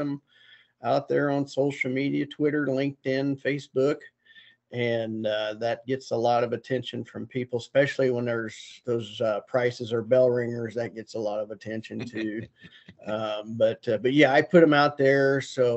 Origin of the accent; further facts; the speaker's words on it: Auxvasse, Missouri, United States; now in Iowa, United States; I'm originally from Missouri. I was raised near Columbia, Missouri, in a little town called Avaz, AUXVASSE.